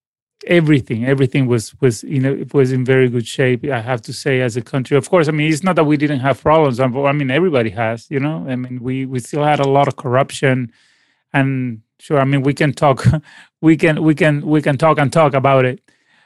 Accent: Caracas, Capital District, Venezuela; born there; Sure. I mean, I was born in Caracas, and both my parents are musicians as well.

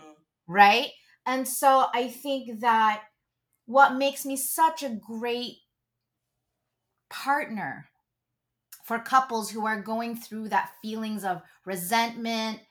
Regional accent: Philippines; being Catholic and being Filipino

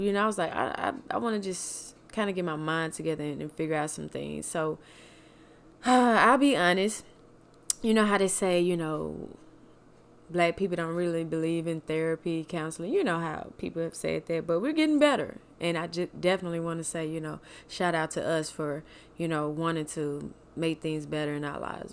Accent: Mississippi, United States; moved away; also born or lived in Kansas City; from Mississippi, Kansas City

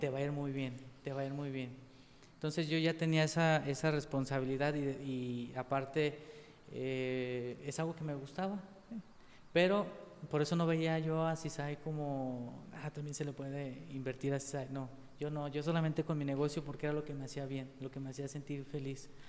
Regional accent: Pegueros, Jalisco, Mexico; also born or lived in Yahualica / Guadalajara / Tepatitlán; soy originario de Pegueros, pero nací en Yahualica.

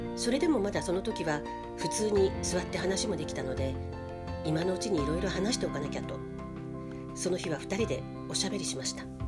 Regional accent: Hiroshima, Japan; moved away; その頃、私は定期的に広島に帰っていた

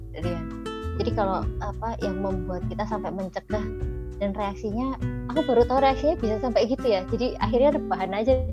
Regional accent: Java, Indonesia; Indonesian is a second language; aku kan orang Jawa nanti ngomong bahasa Inggrisnya masa bahasa Inggris medok deh

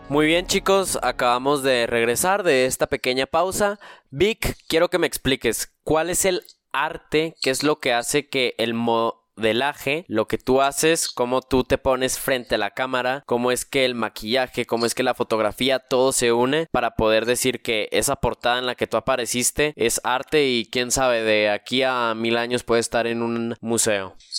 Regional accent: Mexico; decir que soy mexicano, también soy muy orgulloso de eso

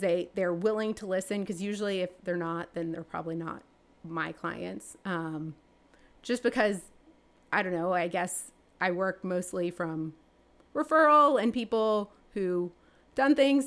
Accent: Atlanta, Georgia, United States; moved away; I'm from Atlanta

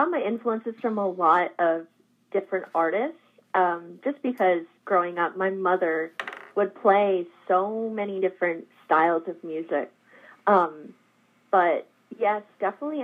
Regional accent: Jeffersonville, Vermont, United States; also born or lived in Alaska / New York City; now in Hendersonville, United States; I grew up in Vermont

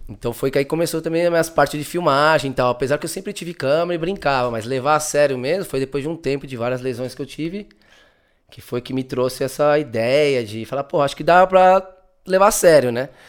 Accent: São Caetano do Sul, São Paulo, Brazil; moved away as an adult; also born or lived in Barcelona, Spain; now in Spain; Eu sou do ABC, São Caetano

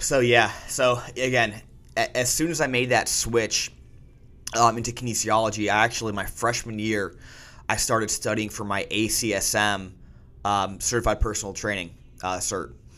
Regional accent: Wilkes-Barre, Pennsylvania, United States; moved away; my first rotation was up in my hometown in Wilkes-Barre, Scranton area.

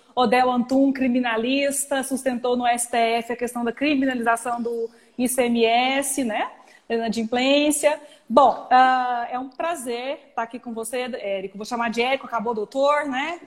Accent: Goiânia, Goiás, Brazil; also born or lived in São Paulo; eu sou de Goiânia, moro em Goiânia, mas fiquei cinco anos em São Paulo.

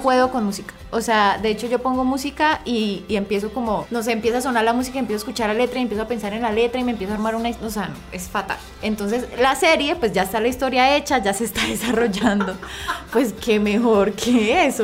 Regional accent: Pamplona, Norte de Santander, Colombia; yo soy de Pamplona, Pamplona es, sí, es, un, es una ciudad pequeña, es un pueblo

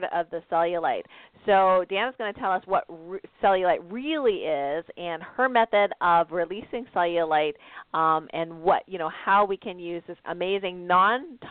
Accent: Canada; now in United States; I'm Canadian, for those of you that don't know that, living in the States

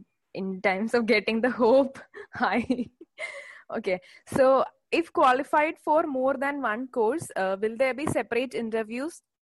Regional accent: Assam, India; I'm from Assam.

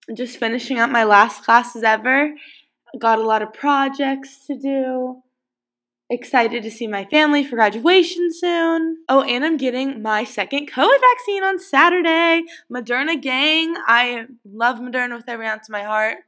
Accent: Ohio, United States; moved away as an adult; also born or lived in Pennsylvania; living in Ohio

